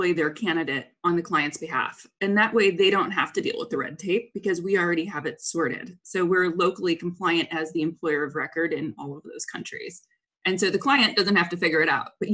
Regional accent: St. Louis, Missouri, United States; moved away as an adult; I grew up in suburban St. Louis in a very, like one of those counties where everything is the same. Loved living there and grew up there until I was 18.

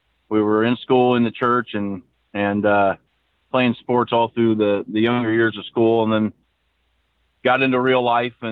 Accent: Indiana, United States; moved away as an adult; now in Florida, United States; I'm from Indiana originally

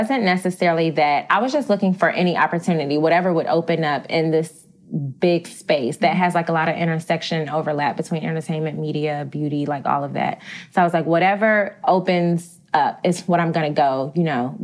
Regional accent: Augusta, Georgia, United States; moved away as an adult; now in New York City, United States; I'm not even from Atlanta, Georgia. I'm from Augusta, Georgia. So I'm like small town girl.

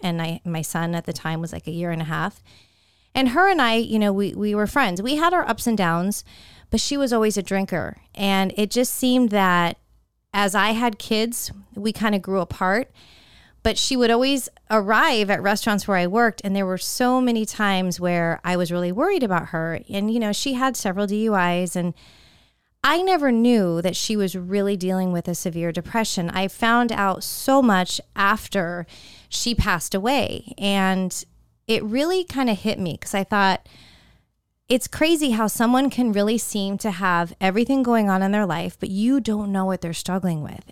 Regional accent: Northern California, United States; moved away as an adult; I grew up in Northern California

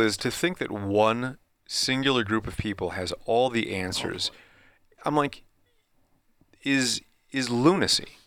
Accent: Midwest, United States; me growing up in the Midwest

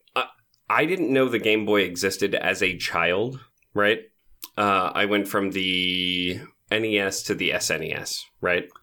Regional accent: United States; as an American

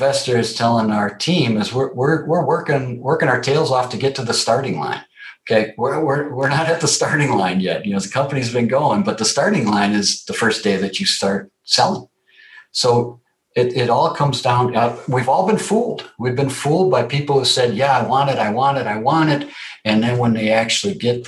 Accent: Wisconsin, United States; So I grew up in Wisconsin, and I grew up in Wisconsin in the 60s

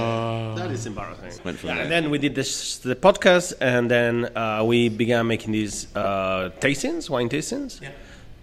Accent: Murcia, Region of Murcia, Spain; English is a second language; moved away as an adult; now in Madrid, Spain; I moved from Murcia. I'm from the southeast of Spain. I moved here 16 years ago

